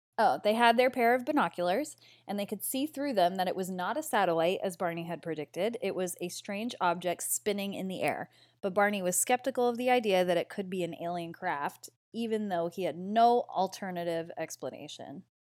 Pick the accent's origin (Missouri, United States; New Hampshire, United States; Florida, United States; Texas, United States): New Hampshire, United States; Derry; Derry, New Hampshire, which is my hometown